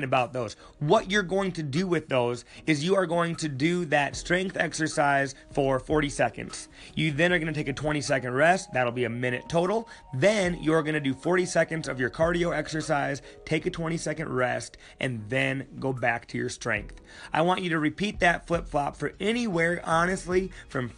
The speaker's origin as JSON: {"language": "English", "town": "Sioux Falls", "region": "South Dakota", "country": "United States", "tie": "born or raised there", "said": "Sioux Falls, my hometown"}